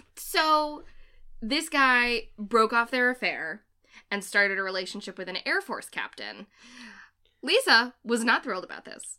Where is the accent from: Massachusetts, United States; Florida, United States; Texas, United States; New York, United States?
Massachusetts, United States; Framingham; I'm from Framingham, which I've said before, Framingham, Massachusetts, and my hometown has a special fascination with astronauts